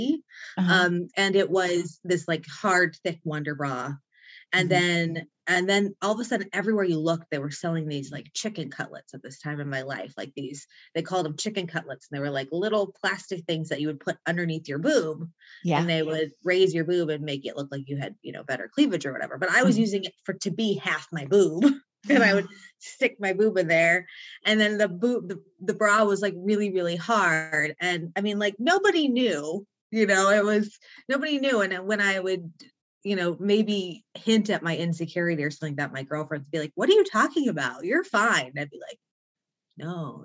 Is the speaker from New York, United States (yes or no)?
no; Mission Viejo, California, United States; I grew up on Lake Mission Viejo, which is in South Orange County